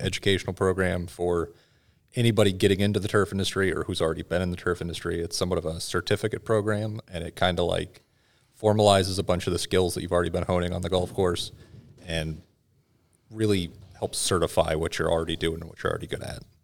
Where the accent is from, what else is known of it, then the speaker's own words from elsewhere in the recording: Washington, United States; moved away; originally, I'm from Washington State